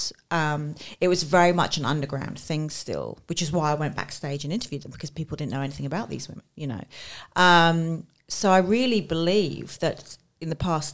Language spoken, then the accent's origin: English; London, United Kingdom; moved away as an adult; now in Australia; So I grew up in London and I studied journalism